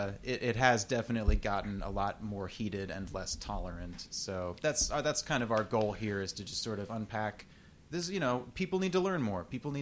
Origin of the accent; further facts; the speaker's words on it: Texas, United States; moved away as an adult; And I grew up in Texas, spent 30 years there in a pretty libertarian family.